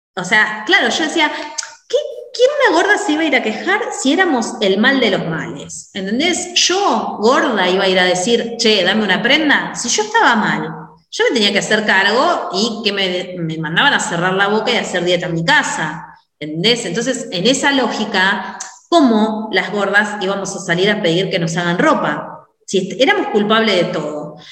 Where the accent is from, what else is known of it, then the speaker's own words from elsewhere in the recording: Mar del Plata, Buenos Aires Province, Argentina; soy de Mar del Plata, Argentina